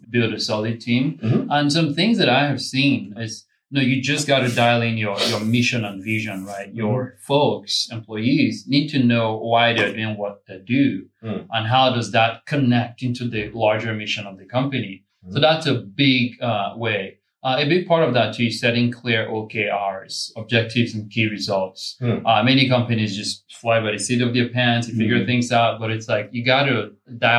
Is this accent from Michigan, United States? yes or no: no; Phoenix, Arizona, United States; I'm from Phoenix.